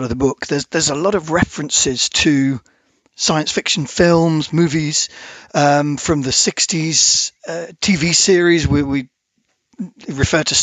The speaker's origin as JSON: {"language": "English", "country": "United Kingdom", "said": "we were obviously being British"}